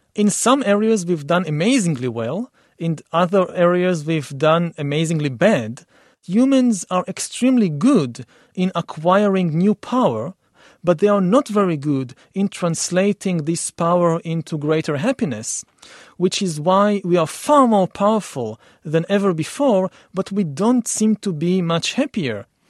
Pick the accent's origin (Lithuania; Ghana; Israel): Israel; I come from Israel for the Middle East